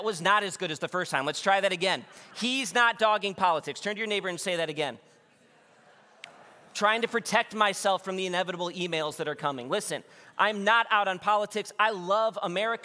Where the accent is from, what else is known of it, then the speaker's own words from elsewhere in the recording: Wheaton, Illinois, United States; I was born in Wheaton, Illinois, which is a suburb of Chicago